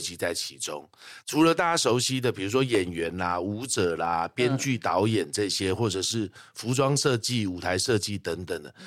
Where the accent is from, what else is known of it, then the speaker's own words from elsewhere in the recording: Taipei, Taiwan; 我在台北长大，但是很喜欢的就是我们那个庙会，啊，然后小时候的话，我们寒暑假会回高雄去陪阿嬷